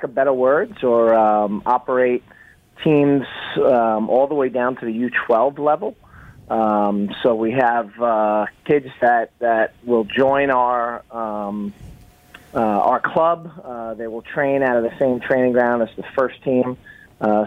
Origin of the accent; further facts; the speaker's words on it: United States; moved away as an adult; now in Toronto, Canada; I moved here 3 years ago. I'm from the States, from the New York area